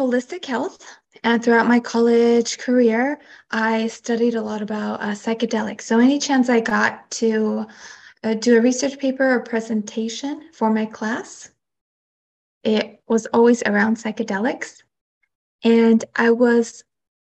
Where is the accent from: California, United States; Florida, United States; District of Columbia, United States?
California, United States; also born or lived in Michoacán, Mexico (ancestry) / Ventura, California; I was born and raised in California, and I live on the coast in Ventura